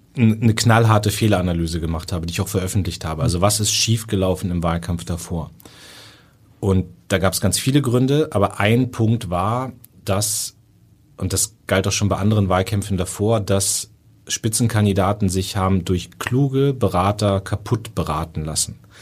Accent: Northern Germany, Germany; ich bin auch Norddeutscher

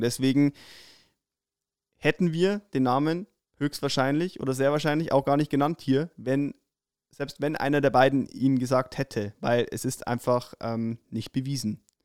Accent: Upper Palatinate, Bavaria, Germany; bei uns in der Oberpfalz

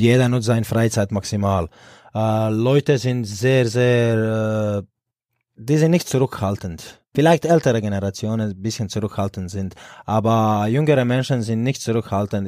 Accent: Split, Split-Dalmatia County, Croatia; German is a second language; moved away as an adult; now in Erlangen, Germany; ich bin in Split groß geworden und aufgewachsen

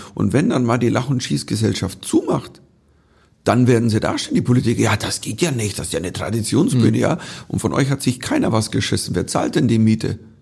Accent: Bavaria, Germany; als Bayer

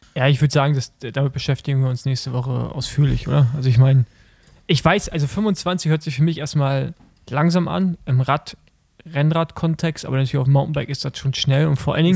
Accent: Germany; wir sind ja Deutsche und wir sprechen ja, wie wir es lesen

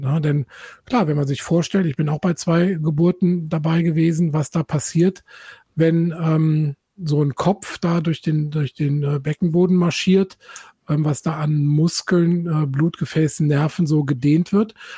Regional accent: Germany; Ich komme nämlich aus mhm. Eifel

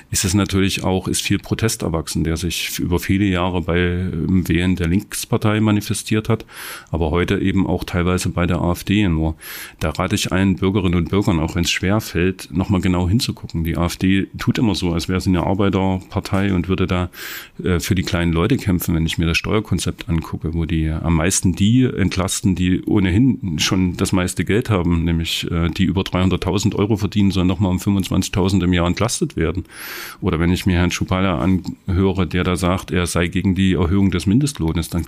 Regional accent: Saxony, Germany; Ich bin selber, wie gesagt, im Erzgebirge aufgewachsen.

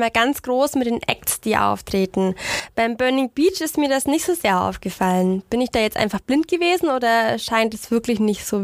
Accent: Bavaria, Germany; ich komme ja aus der Gegend am Brombachsee und erinnere mich noch an Zeiten, wo in Almansdorf am See überhaupt keine Veranstaltungen stattgefunden haben.

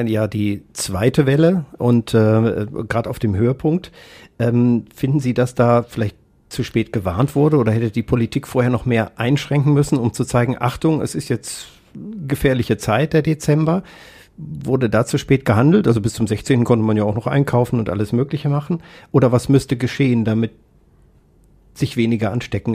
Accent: Kassel, Hesse, Germany; moved away; in Kassel, auch noch meine Heimatstadt

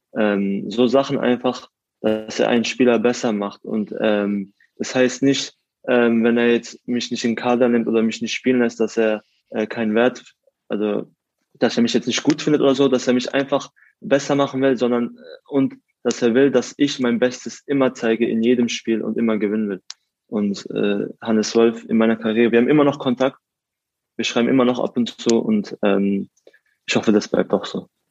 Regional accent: Karlsruhe, Baden-Württemberg, Germany; aus Karlsruhe bin ich in der Südstadt aufgewachsen

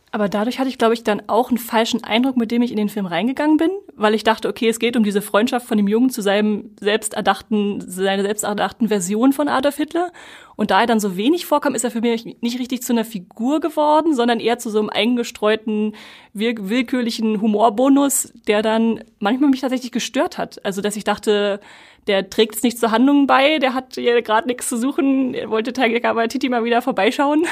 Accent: Germany; wir natürlich als Deutsche

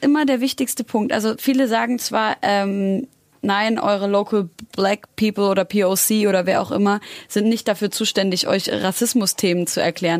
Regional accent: Syria; ich bin Syrerin.

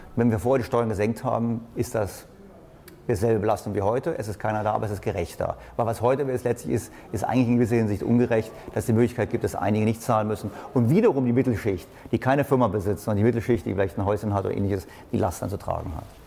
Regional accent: Berlin, Germany; ich komme aus Berlin

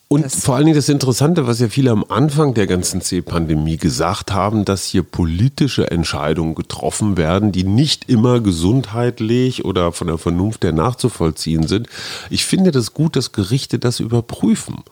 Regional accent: Münster, North Rhine-Westphalia, Germany; now in Berlin, Germany; meiner Heimatstadt Münster

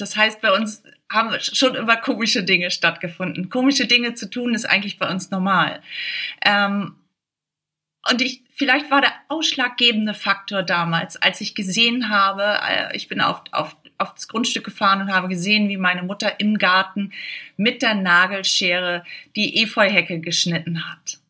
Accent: Schleswig-Holstein, Germany; ich komme aus Schleswig-Holstein

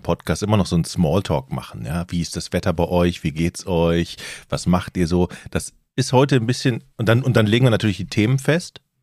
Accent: North Frisia, Schleswig-Holstein, Germany; Bei uns in Nordfriesland scheint ja die Sonne

